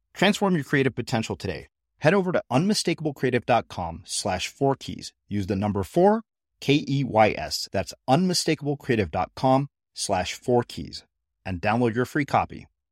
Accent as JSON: {"language": "English", "region": "Texas", "country": "United States", "tie": "born or raised there", "said": "I grew up in Texas"}